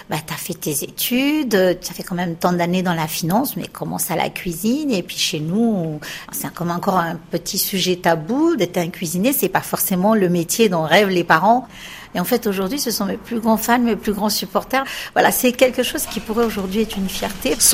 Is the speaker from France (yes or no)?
no; Madagascar; on est malgache, on est aussi d'origine asiatique, d'origine africaine, d'origine euh, indienne.